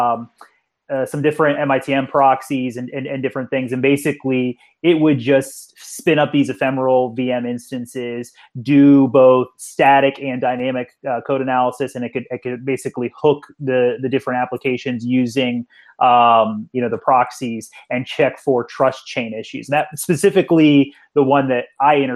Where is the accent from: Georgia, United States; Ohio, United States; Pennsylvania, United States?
Pennsylvania, United States; Pittsburgh; I'm from Pittsburgh